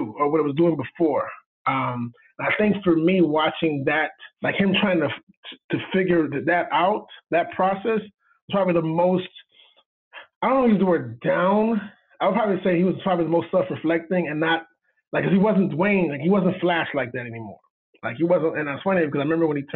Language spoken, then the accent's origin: English; Miami, Florida, United States; I'm from Miami.